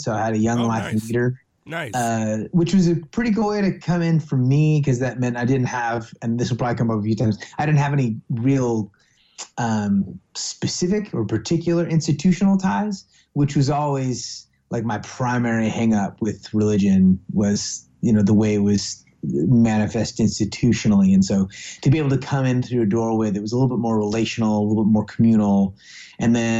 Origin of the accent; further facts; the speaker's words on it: Oakland, California, United States; also born or lived in Martinez, California; I was born in Oakland, raised here in the San Francisco Bay Area